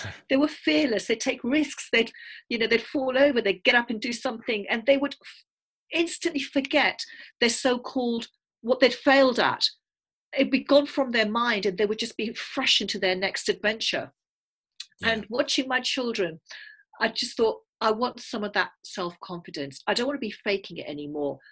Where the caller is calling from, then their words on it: south of Cambridge, East of England, United Kingdom; I'm calling from England. I live just south of Cambridge.